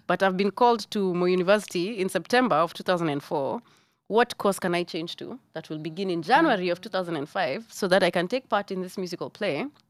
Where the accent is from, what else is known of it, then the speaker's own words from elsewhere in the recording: Nairobi, Kenya; moved away as an adult; now in New York, United States; I grew up in Buruburu